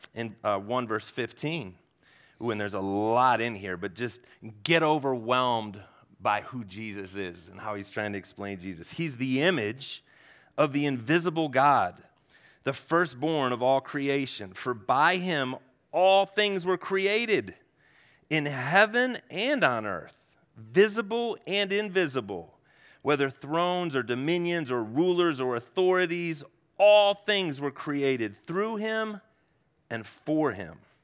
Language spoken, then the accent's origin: English; Ohio, United States; I'm from Ohio. Yeah, we don't do altitude in Ohio.